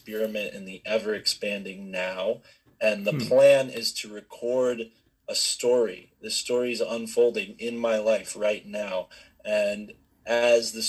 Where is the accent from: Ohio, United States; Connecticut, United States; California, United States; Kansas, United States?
Connecticut, United States; I'm from Connecticut